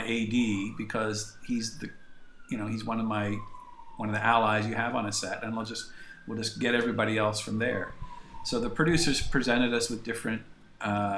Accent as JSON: {"language": "English", "country": "Canada"}